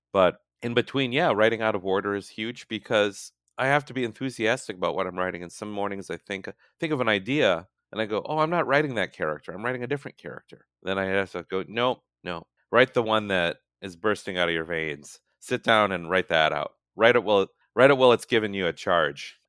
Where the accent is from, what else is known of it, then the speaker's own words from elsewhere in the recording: Hastings, Minnesota, United States; moved away as an adult; now in California, United States; When I was growing up in Hastings, often all I could think about was getting out of there